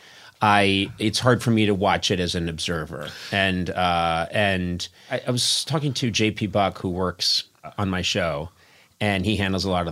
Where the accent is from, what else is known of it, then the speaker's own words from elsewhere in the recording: New England, United States; I'm from New England, and when we say bay, it comes out as bee.